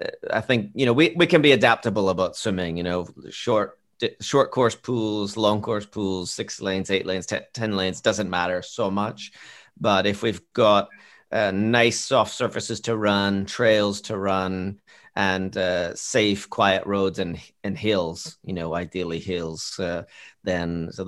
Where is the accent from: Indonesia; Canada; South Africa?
Canada; So I'm Canadian, and we have this place called Tim Hortons.